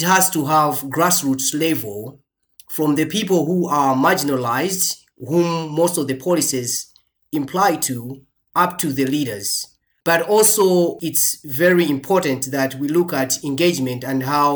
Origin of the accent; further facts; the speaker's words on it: Malawi; moved away; I'm originally from Malawi